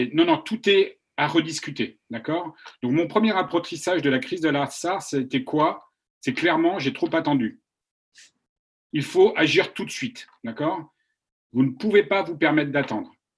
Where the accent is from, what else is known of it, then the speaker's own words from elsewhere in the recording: France; also born or lived in China; now in United States; je suis français, j'ai vécu 20 ans en Chine